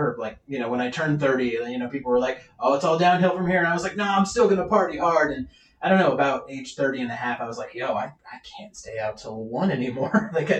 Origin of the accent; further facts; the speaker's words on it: Olympia, Washington, United States; I'm born and raised in Olympia